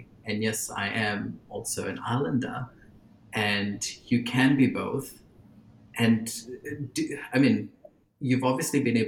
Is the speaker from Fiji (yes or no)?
yes; Fiji; growing up in Fiji